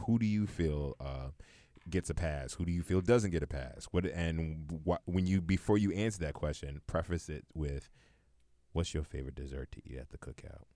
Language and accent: English; New York City, New York, United States; I'm from Brownsville in the projects